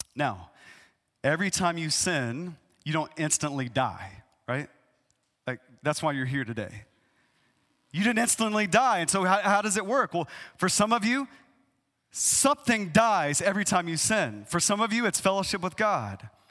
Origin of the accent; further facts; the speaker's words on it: East Texas, United States; I, I grew up in East Texas